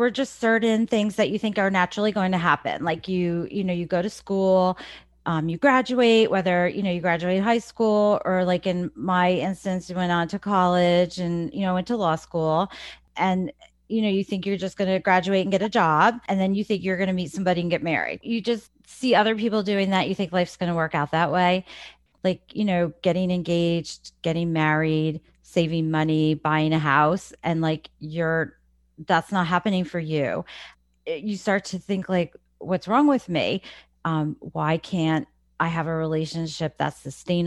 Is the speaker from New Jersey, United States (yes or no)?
yes; New Jersey, United States; moved away as an adult; now in Lancaster County, Pennsylvania, United States; I was born in New Jersey. I spent most of my life in New Jersey